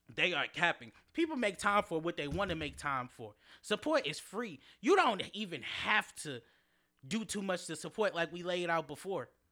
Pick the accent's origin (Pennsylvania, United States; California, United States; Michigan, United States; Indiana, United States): Michigan, United States; Detroit; growing up in Detroit, going to my high school